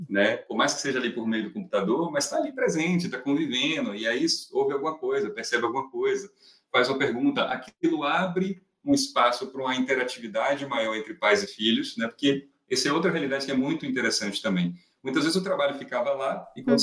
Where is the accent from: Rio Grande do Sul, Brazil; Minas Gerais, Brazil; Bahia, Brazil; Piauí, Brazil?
Bahia, Brazil; Salvador; moved away as an adult; now in São Paulo, Brazil; sou nascido em Salvador, moro em São Paulo já há alguns anos